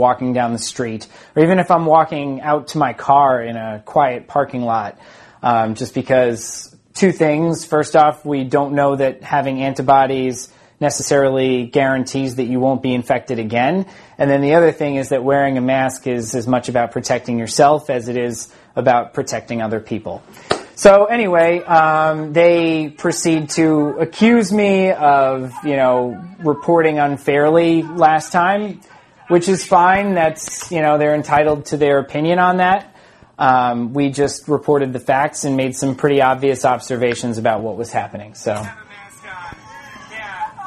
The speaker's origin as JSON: {"language": "English", "town": "Smithtown", "region": "New York", "country": "United States", "tie": "born or raised there", "also_born_or_lived": "St. James, New York", "said": "I am from Smithtown. I went to Smithtown High School. I grew up in both Smithtown and St. James"}